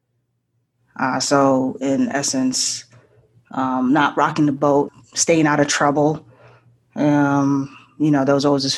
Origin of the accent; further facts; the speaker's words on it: Boston, Massachusetts, United States; also born or lived in Haiti / Japan; I'm originally from Haiti, grew up in the Boston area. I'm currently in Boston